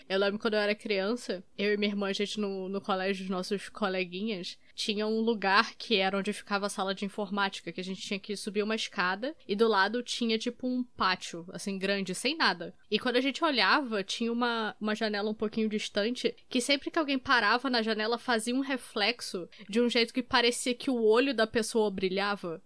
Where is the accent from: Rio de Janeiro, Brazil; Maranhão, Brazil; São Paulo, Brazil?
Rio de Janeiro, Brazil; Três Rios; born or raised there